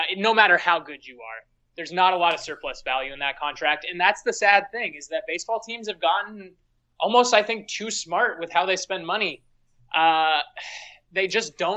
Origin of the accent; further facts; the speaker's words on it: Seattle, Washington, United States; we're from Seattle